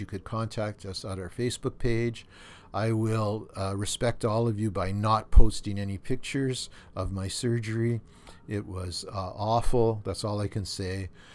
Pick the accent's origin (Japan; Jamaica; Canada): Canada; Thunder Bay, Ontario; when I was a kid and l, growing up in Thunder Bay